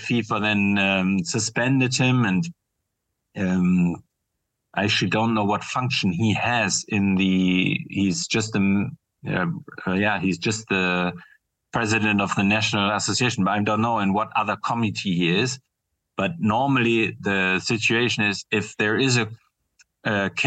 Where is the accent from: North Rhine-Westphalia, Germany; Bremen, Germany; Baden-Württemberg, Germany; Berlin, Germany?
Bremen, Germany; moved away; my hometown, Bremen in northern Germany